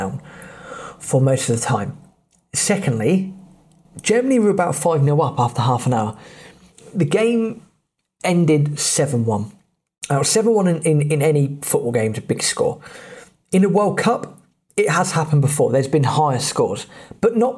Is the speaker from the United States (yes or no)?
no; England, United Kingdom; we're English